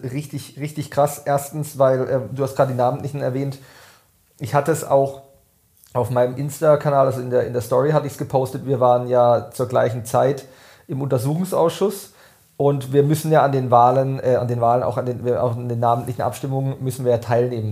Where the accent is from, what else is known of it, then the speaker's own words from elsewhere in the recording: Weingarten, Baden-Württemberg, Germany; in meiner Heimatgemeinde in Weingarten